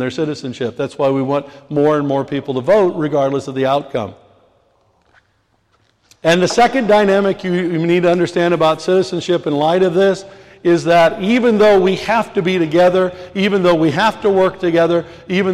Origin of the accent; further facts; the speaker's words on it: United States; now in London, United Kingdom; I'm an American citizen